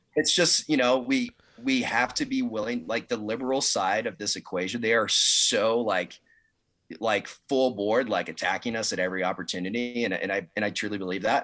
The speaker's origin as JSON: {"language": "English", "town": "Dallas", "region": "Texas", "country": "United States", "tie": "born or raised there", "said": "I grew up in Dallas"}